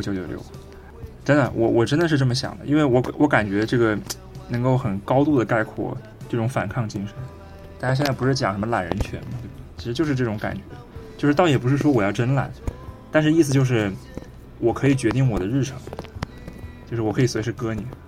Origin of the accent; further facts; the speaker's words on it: Wuhan, Hubei, China; moved away; 我的家乡武汉